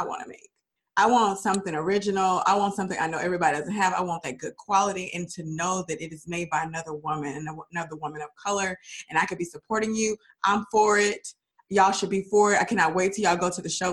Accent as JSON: {"language": "English", "town": "Dallas", "region": "Texas", "country": "United States", "tie": "born or raised there", "said": "Dallas, which is my hometown"}